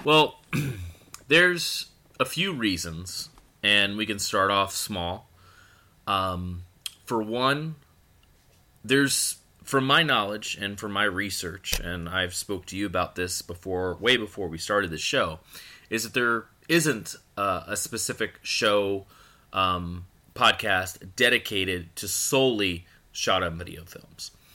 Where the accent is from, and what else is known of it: Florida, United States; born or raised there; also born or lived in Akron, Ohio / Pennsylvania